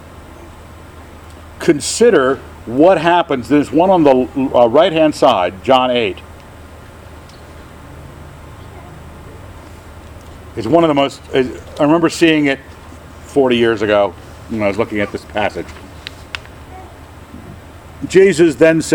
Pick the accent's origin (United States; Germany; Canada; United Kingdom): United Kingdom; Scotland; I'm a Scot